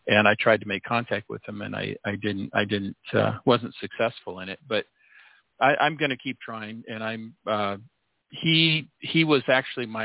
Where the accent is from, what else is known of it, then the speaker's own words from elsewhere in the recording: United States; first language Norwegian; English is a second language; I was born in America